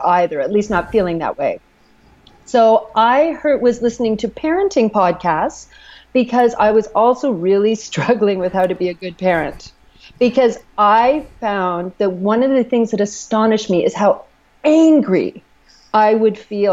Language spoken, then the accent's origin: English; Canada; I'm Canadian